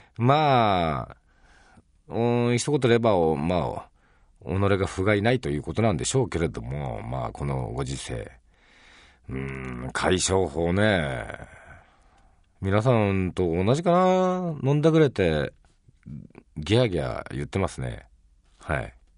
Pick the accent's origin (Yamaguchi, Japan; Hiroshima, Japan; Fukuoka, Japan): Hiroshima, Japan; 広島出身ですけど、大阪のお好み焼きも大好きなんですね